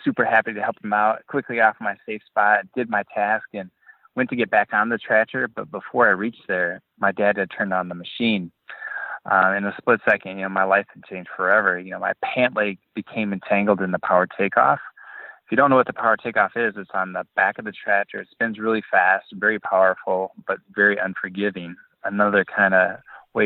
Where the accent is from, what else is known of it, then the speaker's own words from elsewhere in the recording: Boscobel, Wisconsin, United States; I grew up in Boscobel, Wisconsin, which is in the southwest corner of Wisconsin, and it's a small farming community.